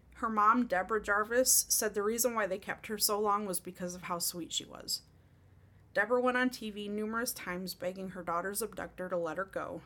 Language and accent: English; Oakland County, Michigan, United States; the county that I grew up in in Michigan